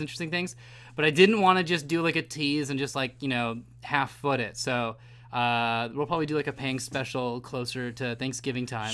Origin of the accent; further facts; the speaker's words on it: California, United States; my home state